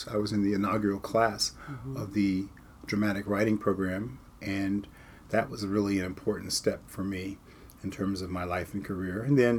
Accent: Detroit, Michigan, United States; moved away as an adult; also born or lived in Muskogee, Oklahoma / Tulsa, Oklahoma; now in New York City, United States; And I was born in Muskogee, Oklahoma, and I grew up in Tulsa till I was about 8 years old, and my family moved to Detroit. And so my formative years were in those two places. And then when I was 21, I moved to New York City.

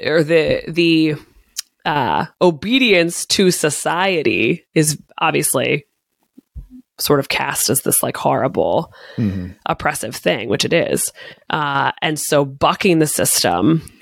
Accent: United States; growing up in the United States, in the Catholic Church

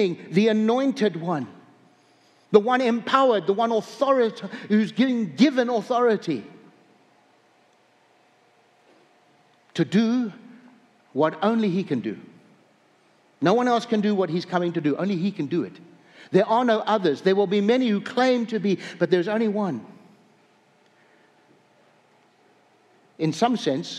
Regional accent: South Africa; moved away as an adult; also born or lived in upstate New York, United States; now in North Dakota, United States; I was raised in Africa

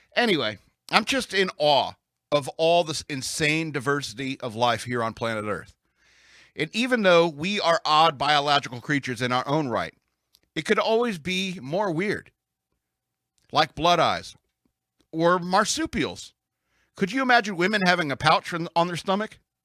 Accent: United States; I'm an American

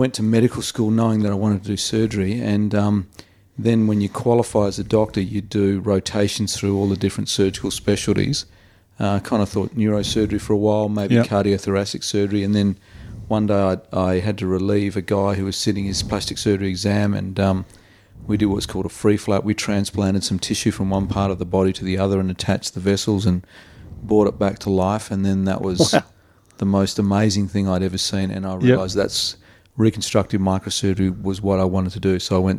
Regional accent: Perth, Western Australia, Australia; Oh, I think it was a great experience. I had four brothers, and we're all very sporty, and we only had our immediate family here, so it was a busy life.

